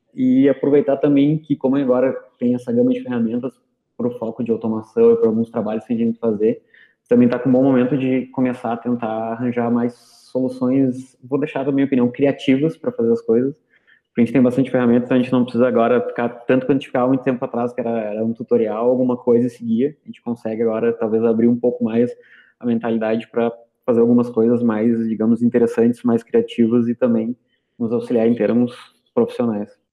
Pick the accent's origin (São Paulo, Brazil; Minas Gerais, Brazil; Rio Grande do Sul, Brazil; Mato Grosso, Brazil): Rio Grande do Sul, Brazil; eu sou do Rio Grande do Sul também